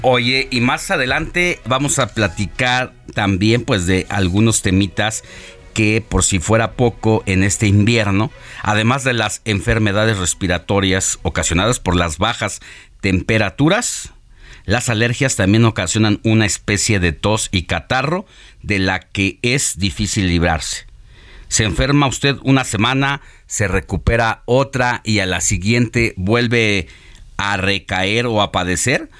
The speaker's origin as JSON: {"language": "Spanish", "country": "Mexico", "said": "nos da entidad e identidad como mexicanos"}